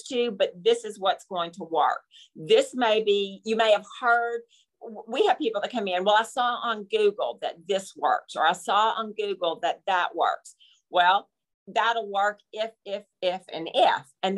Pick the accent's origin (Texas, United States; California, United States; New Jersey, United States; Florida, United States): Texas, United States; I'm from Texas